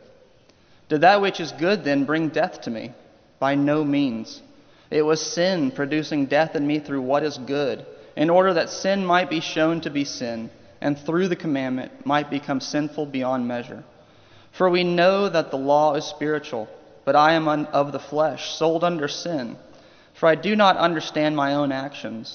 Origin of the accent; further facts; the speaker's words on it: Oklahoma, United States; moved away; also born or lived in Ohio; I am from Oklahoma. I am a lifelong OU Sooners fan